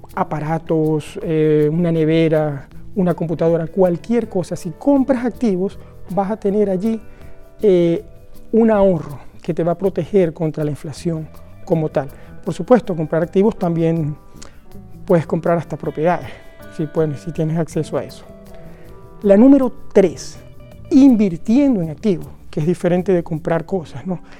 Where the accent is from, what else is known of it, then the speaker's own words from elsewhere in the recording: Venezuela; now in Norway; el país de donde vengo, Venezuela